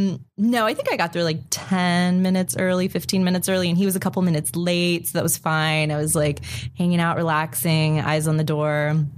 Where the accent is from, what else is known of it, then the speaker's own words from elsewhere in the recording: Florida, United States; I'm from Florida, I'm from the South